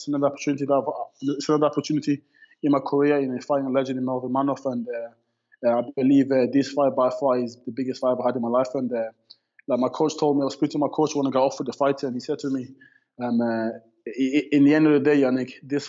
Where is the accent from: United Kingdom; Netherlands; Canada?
United Kingdom; Birmingham, West Midlands; So me and Tom Breeze, and we're all from Birmingham, from the same city.